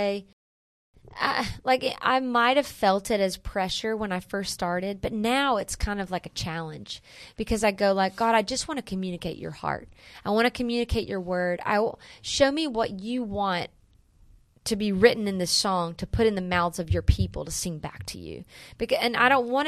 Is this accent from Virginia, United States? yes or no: no; Wilson, North Carolina, United States; also born or lived in Chicago, Illinois; now in Nashville, United States; I'm from North Carolina.